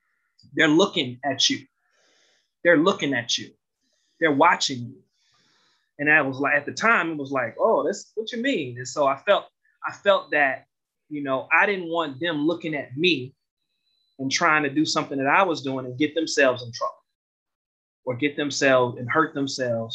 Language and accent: English; Detroit, Michigan, United States; Growing up in Detroit